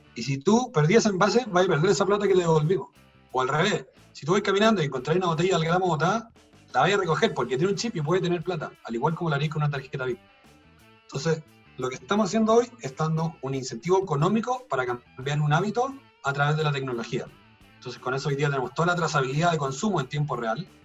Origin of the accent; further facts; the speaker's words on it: Chile; como chilenos somos re malos